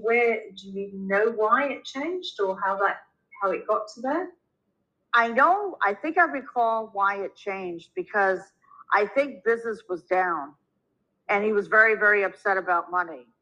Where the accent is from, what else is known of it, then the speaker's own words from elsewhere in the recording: Minnesota, United States; moved away as an adult; also born or lived in New York City; I was born and raised in Minnesota